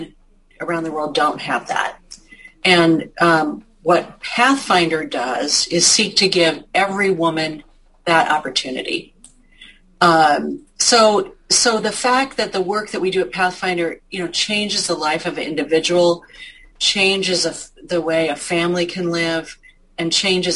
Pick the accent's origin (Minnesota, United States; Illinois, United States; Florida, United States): Minnesota, United States; Marshall; growing up in Marshall